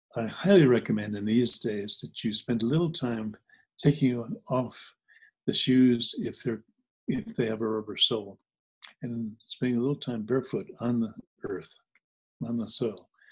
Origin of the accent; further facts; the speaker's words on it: New Jersey, United States; also born or lived in New Hampshire; When I grew up in New Jersey, I grew up part time in New Jersey and part time in New Hampshire.